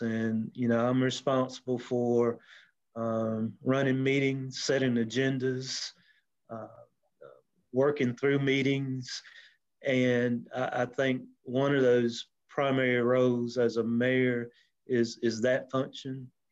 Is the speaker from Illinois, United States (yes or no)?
no; Anderson, South Carolina, United States; born and raised in Anderson